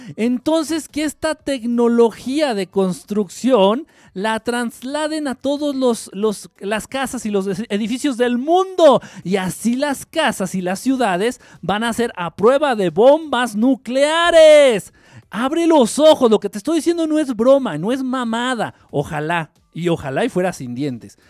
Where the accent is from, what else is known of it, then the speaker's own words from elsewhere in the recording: Mexico; Yo como buen ignorante y como buen mexicano